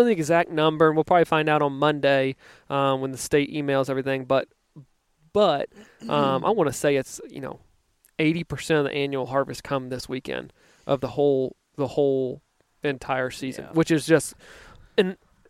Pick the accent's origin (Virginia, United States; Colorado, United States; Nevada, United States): Virginia, United States; Yeah, I grew up in Virginia where we had a 6-week gun season